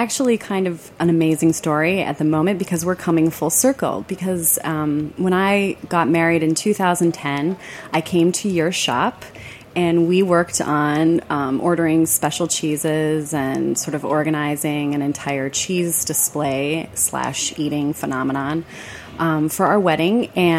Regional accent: Detroit, Michigan, United States; moved away; also born or lived in Ann Arbor, Michigan; I am from Michigan. What part originally? I'm from the Detroit area, so I went to Michigan and I worked and lived in Ann Arbor for many years.

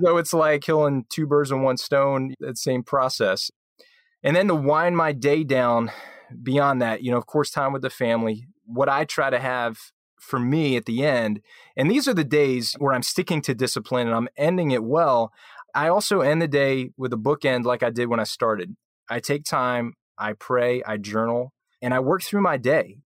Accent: right outside of Philly, New Jersey, United States; I grew up in New Jersey, so right outside of Philly

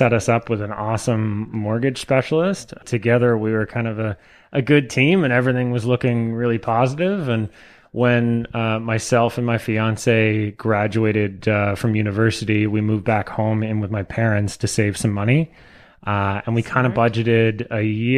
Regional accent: Tweed, Ontario, Canada; I grew up in Tweed, Ontario, which is actually just about a half hour north of Belleville here

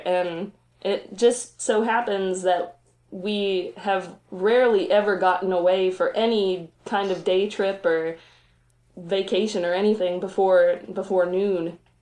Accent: south of Roanoke, Virginia, Appalachian Mountains, United States; now in Roanoke, United States; I grew up south of here in the Appalachian Mountains

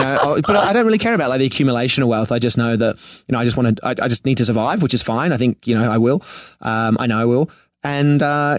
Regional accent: Sydney, New South Wales, Australia; moved away as an adult; also born or lived in Venice Beach, Los Angeles; now in Los Angeles, United States; I come from Manly in Sydney, which is on the beach.

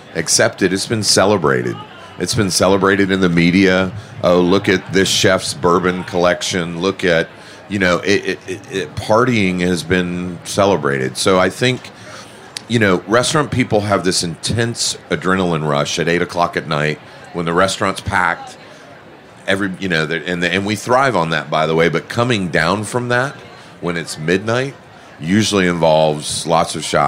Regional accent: Atlanta, Georgia, United States; Atlanta's my hometown

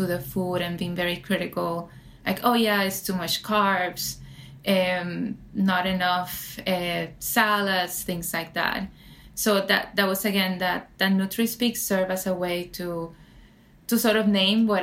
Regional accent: San Juan, Puerto Rico; now in New York City, United States; growing up in Puerto Rico, I grew up in San Juan, the capital, so very urban

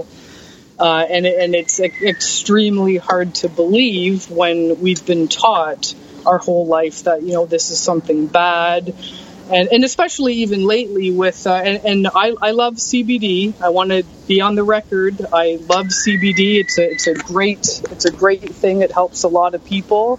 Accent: Hamilton, Ontario, Canada; my hometown of Hamilton, Ontario, and my province of Ontario, Canada

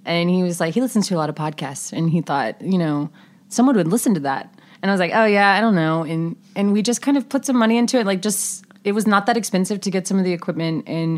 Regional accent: the Carolinas, United States; We're both from the Carolinas.

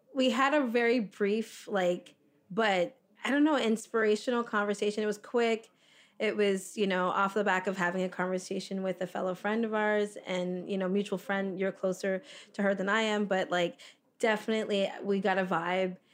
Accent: South Florida, United States; moved away as an adult; also born or lived in Toronto, Canada; now in Fort Lauderdale, United States; I grew up in South Florida

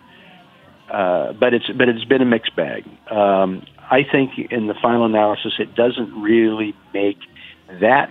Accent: Oregon, United States; Oregon, my home state, is a huge agricultural state

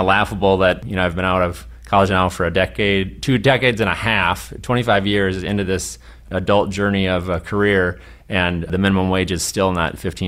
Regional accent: Midwest, United States; We're Lutheran from the Midwest

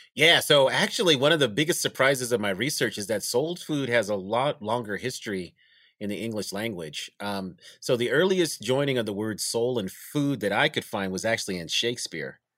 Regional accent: Denver, Colorado, United States; I was born and raised in Denver, Colorado.

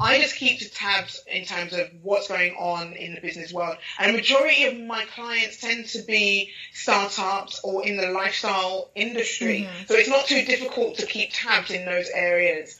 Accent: London, United Kingdom; in East London, Hackney, uh, Nigerian parentage

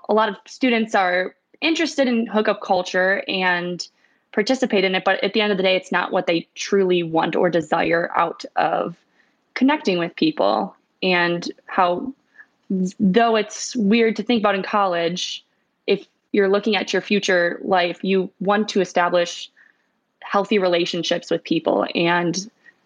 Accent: Milwaukee, Wisconsin, United States; moved away as an adult; also born or lived in Cincinnati; I'm originally from Wisconsin. I grew up in the Milwaukee suburbs

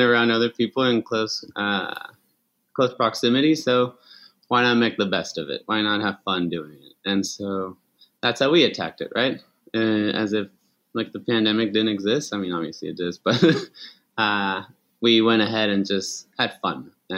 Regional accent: Chihuahua, Mexico; And so we grew up in Chihuahua. All my family's Mexican.

